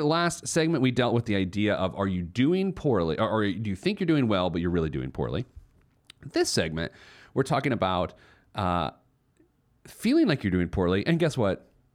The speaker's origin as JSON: {"language": "English", "town": "Indianapolis", "region": "Indiana", "country": "United States"}